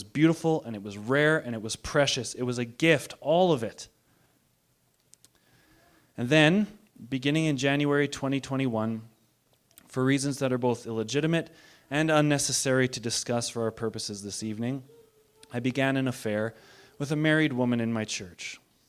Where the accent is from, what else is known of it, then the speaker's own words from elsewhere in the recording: Bowness, Alberta, Canada; That's why I say I'm from Bowness, not from Calgary now.